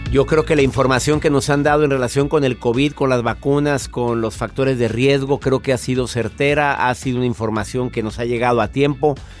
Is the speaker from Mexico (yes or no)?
yes; Mexico; mi país, mi México